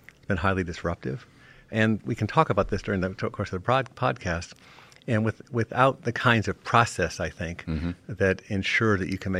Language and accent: English; Rhode Island, United States; moved away as an adult; also born or lived in Washington; I grew up in Rhode Island, as you mentioned, with a family that was kind of immersed in local politics